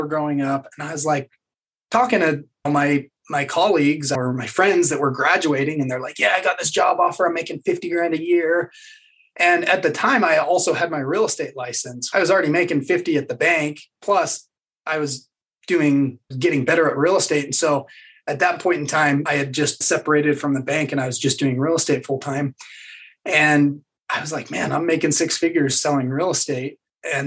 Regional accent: Utah, United States; I grew up here in Utah still, lived in a couple other places, but grew up here in Utah

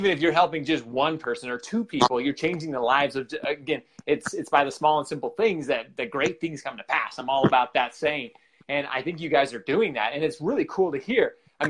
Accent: Royal Oak, Michigan, United States; moved away; So I'm actually from Michigan. I was born in Michigan. I was born in Royal Oaks is where I was born.

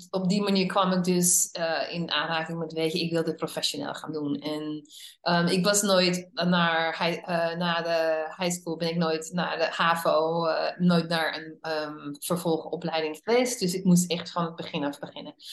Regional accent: Netherlands; born there; moved away; also born or lived in United States / Hungary; ik ben een Nederlandse geboren eh, vrouw die al 37 jaar in het buitenland heeft gewoond. En eh, het grootste gedeelte daarvan in Amerika.

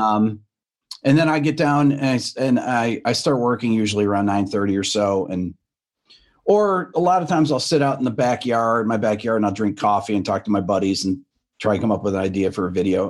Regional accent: Rochester, New York, United States; moved away as an adult; now in Atlanta, United States; I'm from New York originally, from upstate, from Rochester

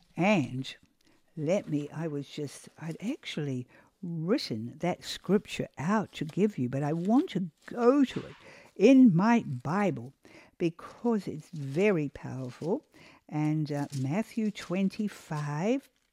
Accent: New Zealand; also born or lived in Australia; now in United States; I am originally a New Zealander. I come from New Zealand

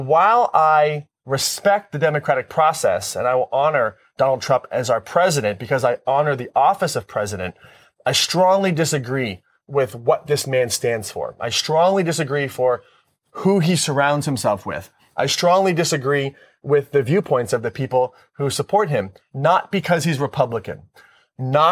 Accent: United States; I'm responding as an American.

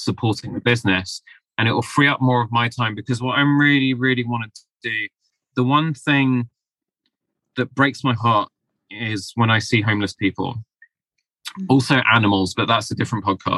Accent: London, United Kingdom; I was born here in London, but I have Asian Mediterranean ancestry

